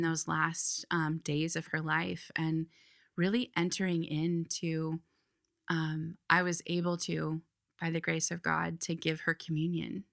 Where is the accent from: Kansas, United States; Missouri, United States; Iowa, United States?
Iowa, United States; moved away as an adult; now in Philadelphia, United States; I grew up in Iowa